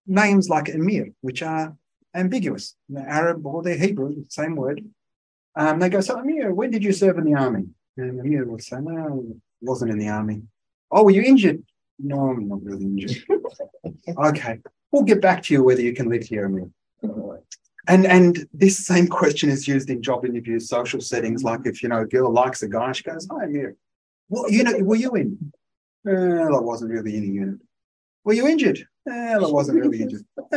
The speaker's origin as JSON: {"language": "English", "country": "Australia", "tie": "born or raised there", "said": "I'm Australian. I was born here. My children were born here"}